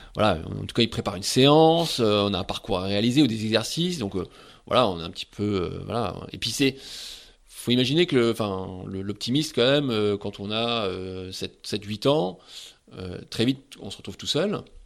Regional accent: Saint-Pol-de-Léon, Brittany, France; j'ai grandi à Saint-Paul-de-Léon

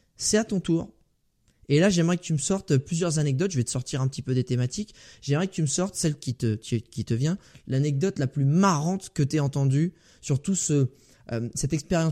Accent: Île-de-France, France; moved away; ma région natale où je retourne euh, de temps en temps. J'ai jamais révélé où j'étais, euh, d'où j'étais originaire. Donc euh, je dirais d'Île-de-France

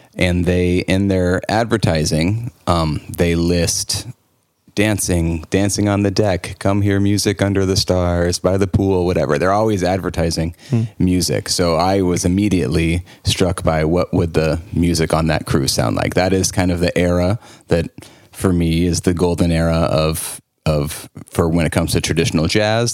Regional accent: St. Louis, Missouri, United States; moved away as an adult; now in New Orleans, United States; I grew up in St. Louis, Missouri, which is a good music city as well

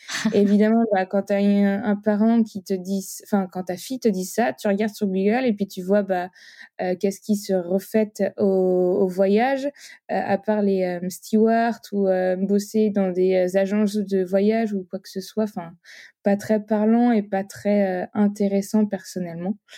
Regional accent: Nantes, Pays de la Loire, France; j'ai 27 ans, je suis nantaise

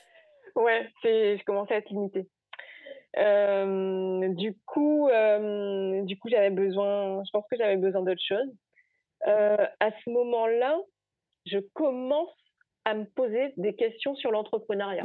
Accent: Gourbeyre, Guadeloupe; moved away as an adult; also born or lived in Basse-Terre / Rennes / Spain; j'ai grandi à Gourbert, j'ai fait ma scolarité à Gourbert, je fais mon lycée à, à basse au lycée Gerville-Réache

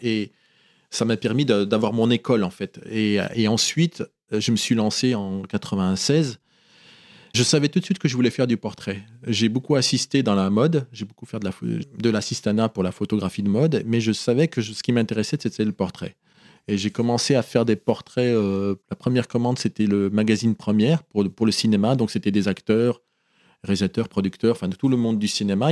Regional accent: Oyonnax, Auvergne-Rhône-Alpes, France; born or raised there; moved away as an adult; also born or lived in Casablanca, Morocco; now in Paris, France

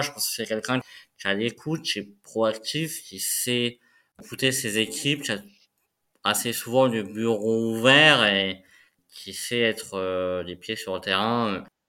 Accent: Moselle, Grand Est, France; moved away; je suis originaire de la Moselle

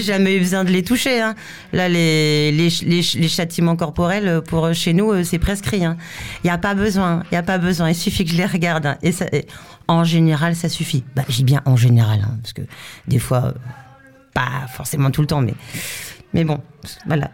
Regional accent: France; je suis française

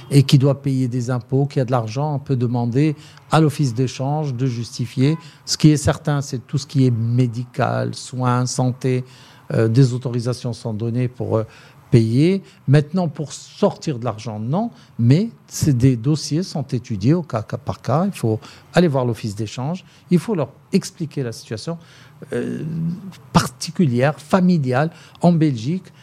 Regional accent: France; now in Morocco; Pour moi, je suis française, de papa français

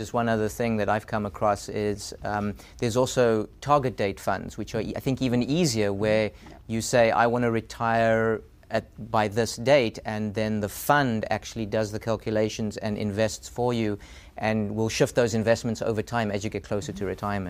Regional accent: South Africa; moved away as an adult; now in United States; Yeah, and when I came to the U.S., I came from South Africa, and I had no idea that I would stay here. I was doing a postdoc.

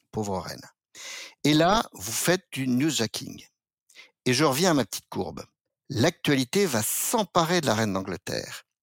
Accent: France; Je suis pas sujet de la couronne britannique, je suis français, je ne suis que français

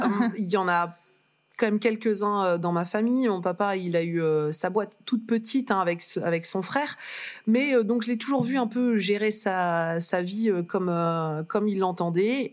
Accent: Lille, Hauts-de-France, France; moved away as an adult; also born or lived in Reims / Paris; je suis née à Lille. Placébastopol. Une vraie de vraie

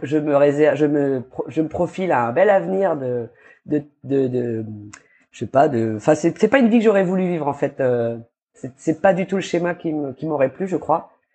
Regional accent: New Caledonia; also born or lived in Dijon, France / Paris, France / Australia; je vis en Calédonie depuis mes 9 ans, je crois. Je suis née en France.

